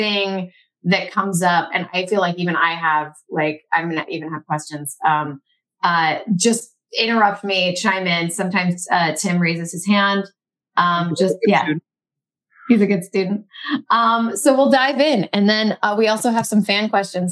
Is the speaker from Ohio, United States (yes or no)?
no; Louisville, Kentucky, United States; I grew up in Louisville, Kentucky